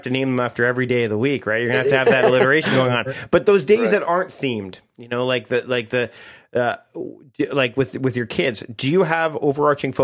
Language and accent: English; Canada; As a Canadian